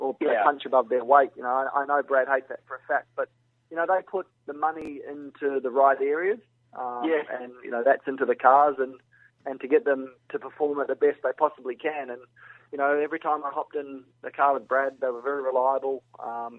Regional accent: New Zealand; also born or lived in England; I only spent 11 months in England, so I did all my schooling and everything like that in New Zealand

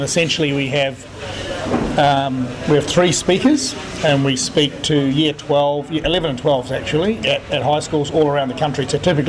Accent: New Zealand; now in Australia; And being a Kiwi, I'm quite happy to promote good products that come from New Zealand in Australia.

